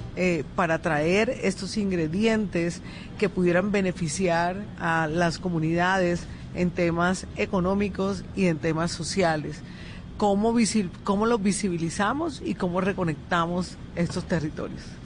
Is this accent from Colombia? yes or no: yes; Colombian Caribbean coast, Caribbean Region, Colombia; yo soy más beisbolera como buena costeña.